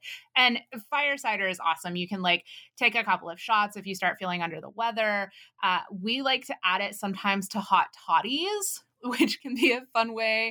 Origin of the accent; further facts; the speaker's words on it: Texas, United States; Growing up in Texas